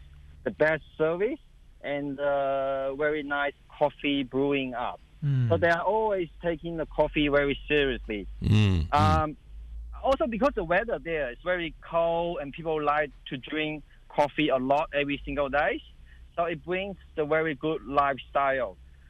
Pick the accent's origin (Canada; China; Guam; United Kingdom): China; English is a second language; also born or lived in Melbourne, Australia / Tasmania, Australia; now in Sydney, Australia; I'm original from China, and at the same time, I've been living in Sydney, Melbourne, and Tasmania. So firstly, I would like to say, please forgive me, because English is my second language.